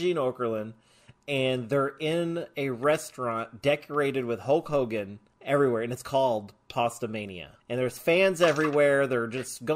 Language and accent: English; Oklahoma, United States; I'm from Oklahoma, and I don't talk anything like